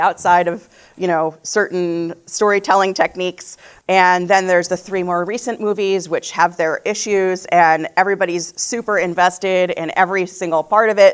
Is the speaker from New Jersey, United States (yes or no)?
yes; New Jersey, United States; I grew up in New Jersey, in a modern Orthodox home